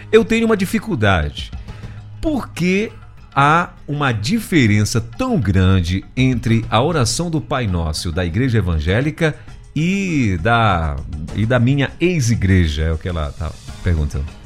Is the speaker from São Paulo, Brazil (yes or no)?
no; Salvador, Bahia, Brazil; Sou baiano de Salvador.